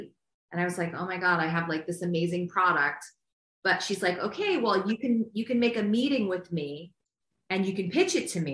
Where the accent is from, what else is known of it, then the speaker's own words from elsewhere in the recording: Ohio, United States; moved away; where I grew up in Ohio